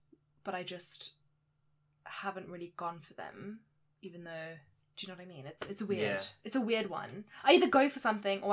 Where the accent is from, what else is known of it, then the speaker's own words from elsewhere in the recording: South Africa; now in England; I am South African, which is part of my identity